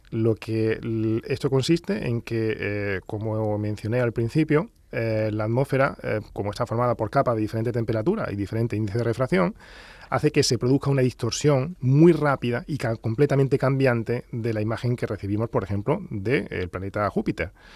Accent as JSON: {"language": "Spanish", "town": "Granada", "region": "Andalusia", "country": "Spain", "tie": "born or raised there", "also_born_or_lived": "Huelva / Valdepeñas de Jaén", "accent": "Andalusian", "said": "Yo nací en Huelva, pero a los, dos años eh, pues, eh, nos trasladamos a Granada"}